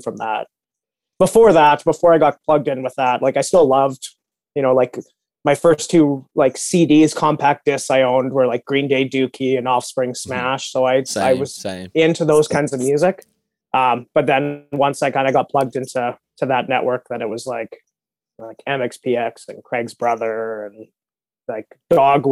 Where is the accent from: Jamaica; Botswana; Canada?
Canada; Kelowna, British Columbia; This is when I moved to Kelowna, and I got plugged in with people here